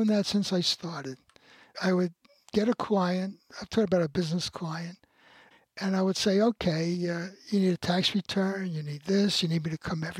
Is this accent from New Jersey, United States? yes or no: no; New York City, New York, United States; I grew up in the Bronx